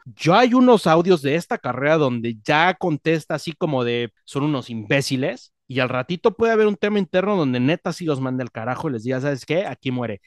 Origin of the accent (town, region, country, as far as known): Mexico